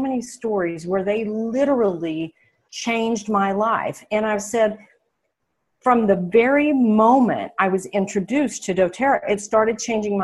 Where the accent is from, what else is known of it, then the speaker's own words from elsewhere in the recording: Oklahoma, United States; moved away as an adult; also born or lived in Phoenix, Arizona; I'm a girl from Oklahoma, and when I left here 3 years ago and moved to the Phoenix area